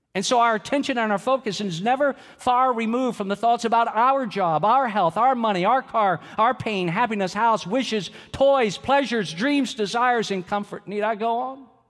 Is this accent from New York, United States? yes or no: no; Georgia, United States; I'm from Georgia